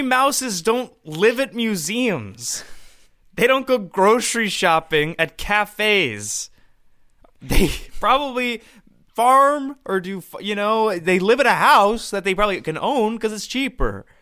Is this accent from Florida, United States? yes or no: no; Boise, Idaho, United States; now in New York, United States; I'm from Boise